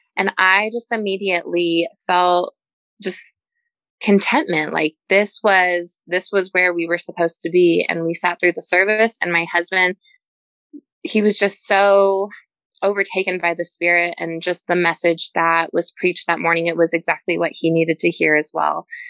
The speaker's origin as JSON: {"language": "English", "town": "Denver", "region": "Colorado", "country": "United States", "also_born_or_lived": "Pensacola", "moved": "as an adult", "said": "I am from Denver, which is a big city"}